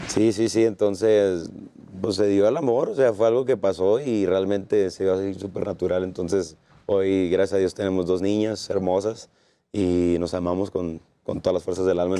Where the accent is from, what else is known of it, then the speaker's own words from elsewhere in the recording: Sonora, Mexico; mi tierra, Sonora